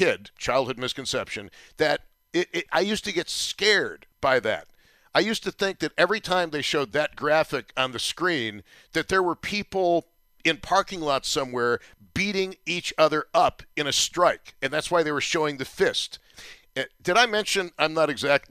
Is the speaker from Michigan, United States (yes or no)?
no; Buffalo, New York, United States; you knew you were growing up in Buffalo